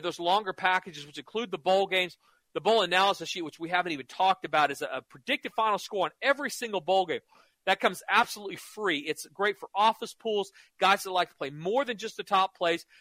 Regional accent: Norman, Oklahoma, United States; I grew up in Norman, lived in Oklahoma my whole life

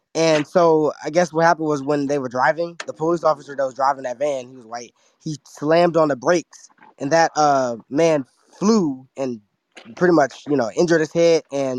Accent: Maryland, United States; I'm from Maryland, you know, I'm like an hour and a half from Baltimore. I'm in a PG County area.

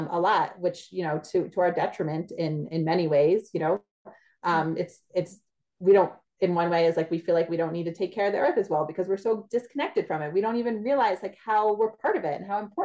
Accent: New Jersey, United States; moved away as an adult; also born or lived in Pennsylvania / Louisiana; I grew up in New Jersey

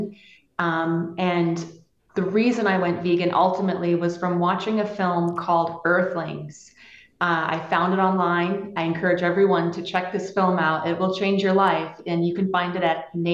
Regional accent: Pennsylvania, United States; I grew up in Pennsylvania where people had farms and my dad was a butcher

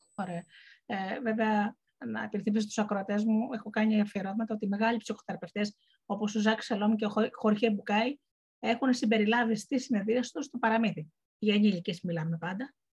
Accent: Missolonghi, Western Greece, Greece; moved away; εγώ κατάγομαι από το Μεσολόγγι

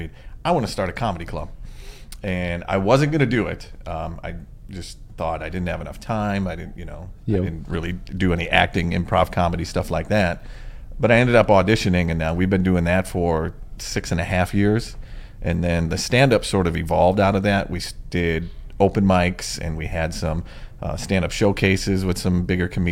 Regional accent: Manitowoc, Wisconsin, United States; now in Oshkosh, United States; I live in Oshkosh now, but I grew up in Manitowoc

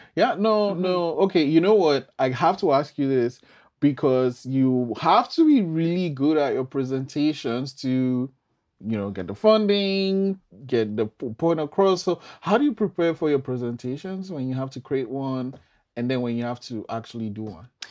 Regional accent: Nigeria; I'm from Nigeria

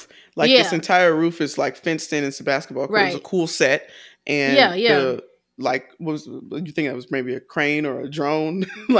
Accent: the South, United States; I'm from the South. So when I got to DC, I was at a party like freshman

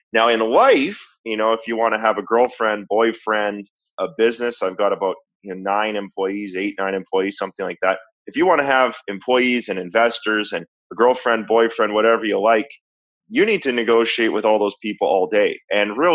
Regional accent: Canada; I'm from Canada

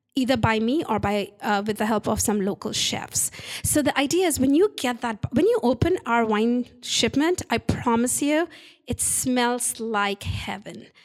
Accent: India; moved away; I'm Indian

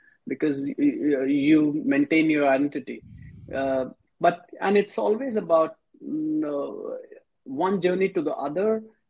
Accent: Mumbai, Maharashtra, India; now in Dubai, United Arab Emirates; first time I remember when I came from Mumbai to Dubai, I had the feeling, I said, how come the city, because Mumbai pace is very different.

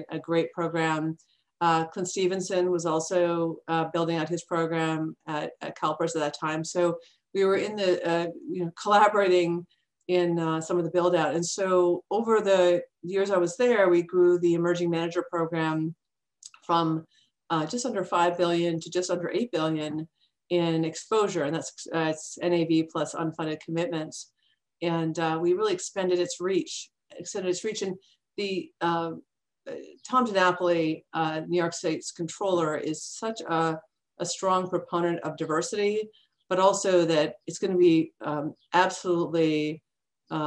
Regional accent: Mississauga, Ontario, Canada; moved away as an adult; now in United States; Toronto, just outside of the Toronto area, and in Mississauga.

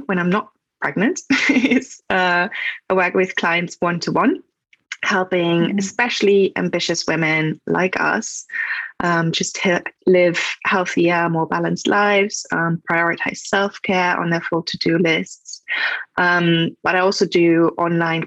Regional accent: Germany; English is a second language; moved away; I am from Germany, so if that's my accent.

